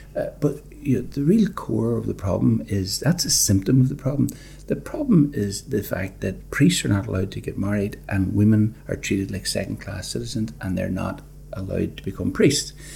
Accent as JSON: {"language": "English", "town": "Derry", "region": "Northern Ireland", "country": "United Kingdom", "tie": "born or raised there", "moved": "yes", "said": "I was born in a in Derry in Argyle Street, with a little two up, two down, with a outside toilet"}